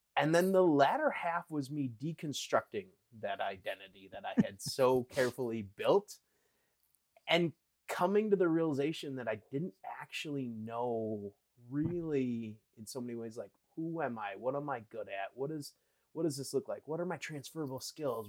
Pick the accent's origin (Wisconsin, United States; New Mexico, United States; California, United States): Wisconsin, United States; I grew up in Wisconsin